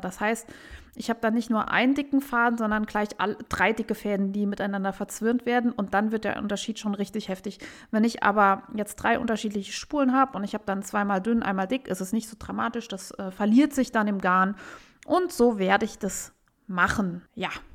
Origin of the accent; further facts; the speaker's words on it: Saarbrücken, Saarland, Germany; in meiner Heimatstadt Saarbrücken